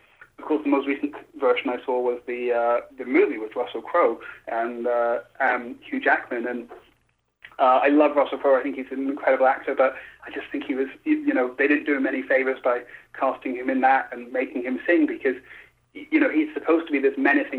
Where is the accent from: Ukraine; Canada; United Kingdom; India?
United Kingdom; moved away as an adult; now in Los Angeles, United States; I'm British